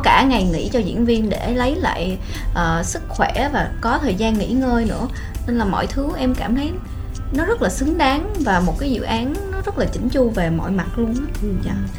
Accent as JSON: {"language": "Vietnamese", "country": "Vietnam", "said": "mình là người Việt Nam"}